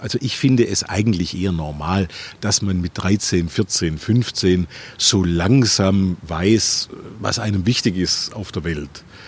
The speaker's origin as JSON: {"language": "German", "town": "Stuttgart", "region": "Baden-Württemberg", "country": "Germany", "tie": "born or raised there", "also_born_or_lived": "United States", "said": "in meinem Geburtsort Bad Cannstatt, ein Stadtteil von Stuttgart"}